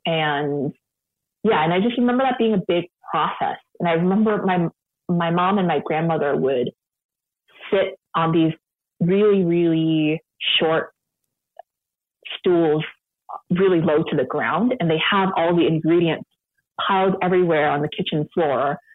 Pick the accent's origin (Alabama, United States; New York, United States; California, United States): California, United States; San Francisco; now in Sacramento, United States; I grew up in San Francisco